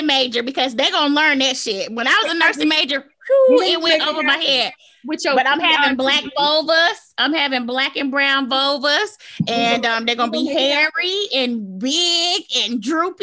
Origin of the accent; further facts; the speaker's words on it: the South, United States; I'm from the South